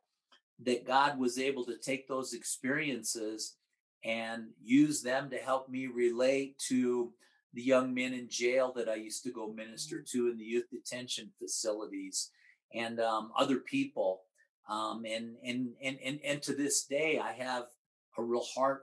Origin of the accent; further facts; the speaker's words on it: Omaha, Nebraska, United States; moved away as an adult; also born or lived in Missouri / Amarillo; now in New Mexico, United States; worked in my hometown in Omaha